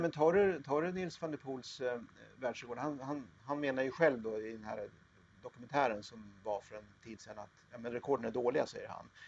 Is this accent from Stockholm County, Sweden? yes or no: no; Katrineholm, Södermanland, Sweden; also born or lived in Eskilstuna; Jag, jag är född i Katrineholm, jag har bott i Eskilstuna